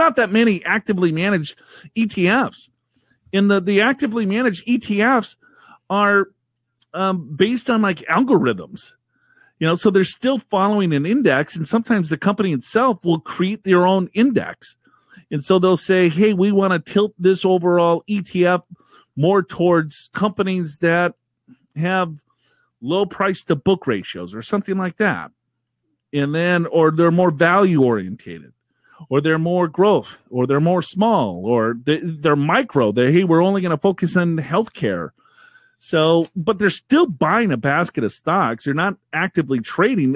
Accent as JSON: {"language": "English", "region": "Minnesota", "country": "United States", "said": "I'm from Minnesota"}